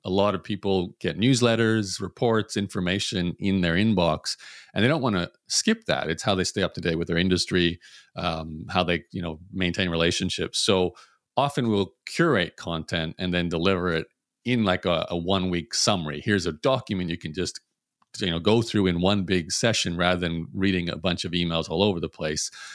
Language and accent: English; Brisbane, Queensland, Australia; I was born in Brisbane, Australia